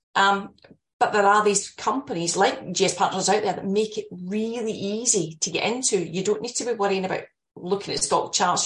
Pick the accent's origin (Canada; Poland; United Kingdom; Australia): United Kingdom; Scotland; moved away; you can probably tell from my accent, I'm, I'm Scottish